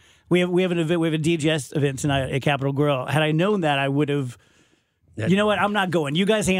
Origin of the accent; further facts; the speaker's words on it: Scotland, United Kingdom; and I'm Scottish